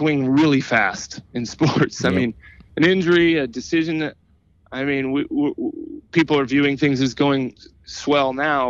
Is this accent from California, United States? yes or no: yes; Bay Area, California, United States; I grew up here in the Bay Area.